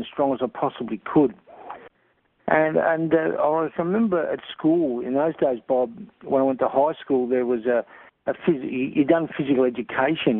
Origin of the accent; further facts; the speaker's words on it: Broken Hill, New South Wales, Australia; I was born here and raised here